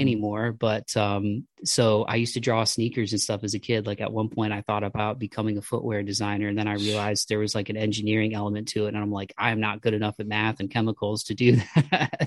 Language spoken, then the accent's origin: English; Midwest, United States; I'm from the Midwest